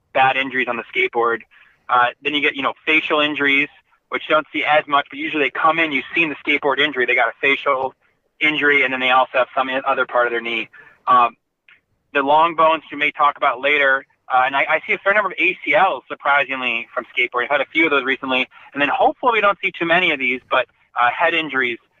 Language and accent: English; Seattle, Washington, United States; I grew up in the Seattle area